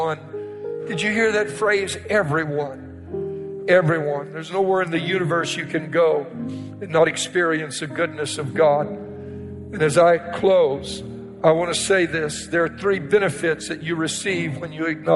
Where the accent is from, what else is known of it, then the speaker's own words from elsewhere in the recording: Cajun, Louisiana, United States; I'm a Cajun